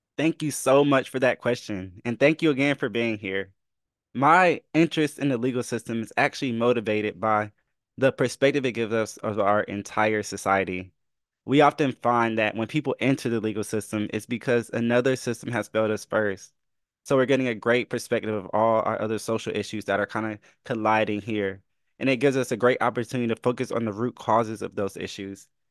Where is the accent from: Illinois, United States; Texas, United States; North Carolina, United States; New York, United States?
North Carolina, United States; Fayetteville; I'm from Fayetteville, North Carolina